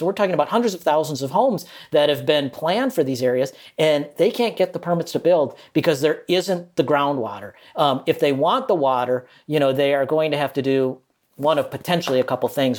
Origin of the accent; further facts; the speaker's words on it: Minnesota, United States; now in Malaysia; I'm from Minnesota